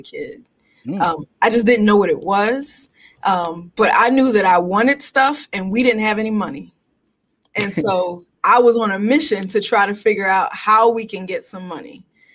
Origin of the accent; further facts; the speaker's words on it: Philadelphia, Pennsylvania, United States; Born and raised in Philly, went to the greatest high school in the world